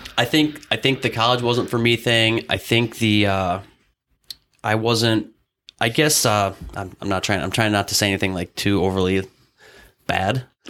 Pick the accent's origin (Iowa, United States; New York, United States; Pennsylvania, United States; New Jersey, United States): Iowa, United States; Humboldt; moved away; I grew up in Humboldt, Iowa, which is a town of about 4,500 people